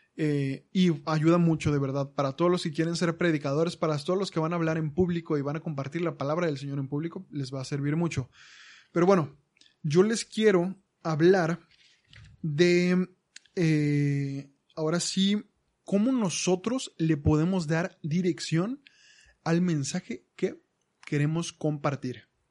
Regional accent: Monterrey, Nuevo León, Mexico; moved away; also born or lived in Aguascalientes / Zacatecas; somos de aquí, somos de Monterrey, nacimos aquí, pero luego nos fuimos a vivir unos siete años a Aguascalientes y luego un par de años a Zacatecas

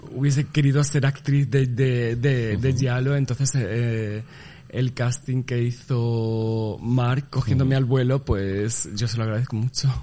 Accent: Cáceres, Extremadura, Spain; moved away as an adult; now in Barcelona, Spain; soy mm, cacereña de, Cáceres, eh, nacida, criada, renegada.

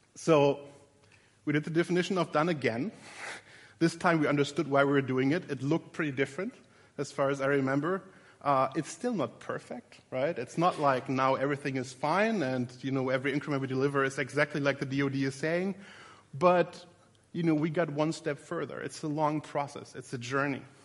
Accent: Berlin, Germany; In a very literal sense, I'm from Berlin, Germany.

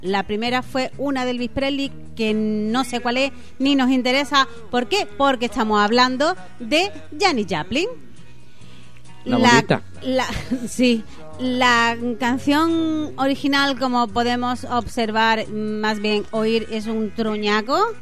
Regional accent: Málaga, Andalusia, Spain; Yo estoy de Málaga.

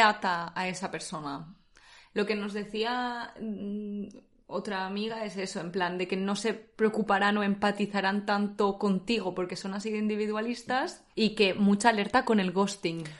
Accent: Spain; now in Netherlands; como españolas

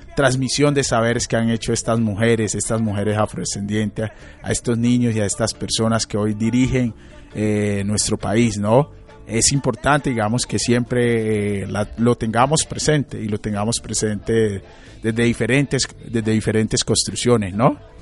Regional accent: Quito, Pichincha, Ecuador; moved away as an adult; now in Medellín, Colombia; yo nací en Quito, yo nací en Quito, crecí en Quito

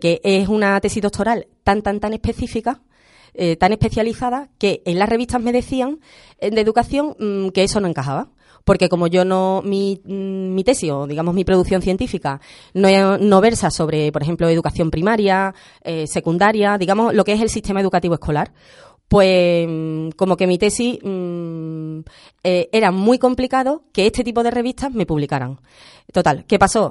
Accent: Andalusia, Spain; soy andaluza por convicción

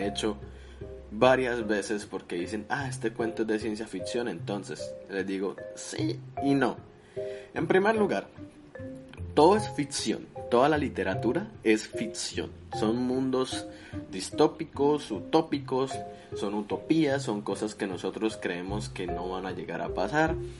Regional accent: Colombia; now in United States; Yo soy colombiano

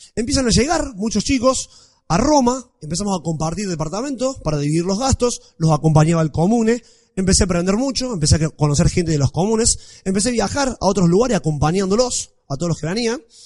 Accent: Villa María, Córdoba, Argentina; accent: Cordoban tonada; moved away as an adult; also born or lived in Parma, Italy; now in Rome, Italy; nací en Villa María, en Córdoba, por si no se dieron cuenta, soy de Córdoba. ¿Se nota mucho la tonada? Bien, bueno. Eh, estudié allá, me crié allá

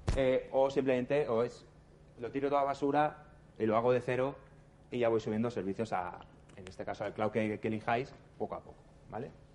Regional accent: Barcelona, Catalonia, Spain; Somos de Barcelona.

